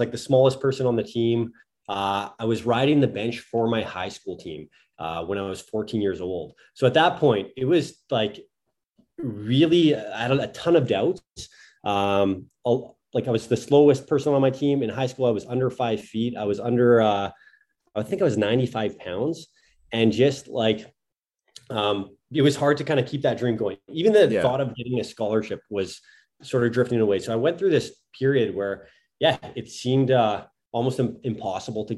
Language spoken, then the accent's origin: English; Thunder Bay, Ontario, Canada; moved away as an adult; also born or lived in Italy / United Kingdom; So I'm from Thunder Bay, Ontario. So we're about, I think, a 6-hour drive north of Minneapolis.